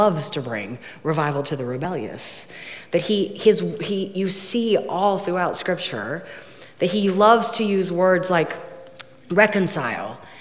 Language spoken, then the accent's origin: English; Ohio, United States; I'm from Ohio